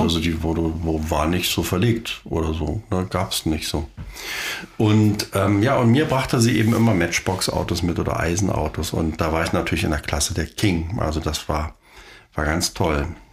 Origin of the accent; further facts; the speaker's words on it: East Germany, Germany; wir kommen ja aus der DDR